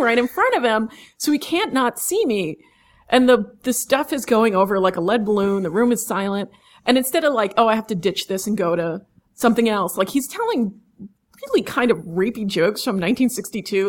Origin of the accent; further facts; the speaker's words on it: New York City, New York, United States; also born or lived in East End, Long Island; I grew up mostly in Manhattan